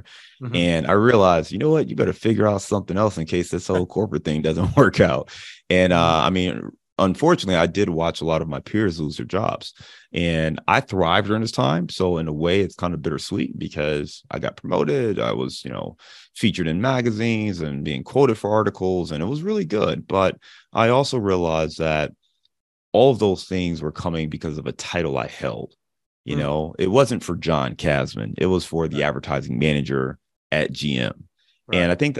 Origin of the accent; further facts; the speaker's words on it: Cleveland, Ohio, United States; also born or lived in Dayton, Ohio / Detroit / Chicago; now in Cincinnati, United States; I live in Cincinnati, Ohio. But as you alluded to, I am born and raised in Cleveland, Ohio. So that's where I'm from. That's always home. But I've lived all over the Midwest.